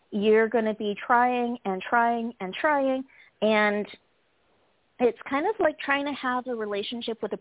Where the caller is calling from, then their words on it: California, United States; I'm calling from California.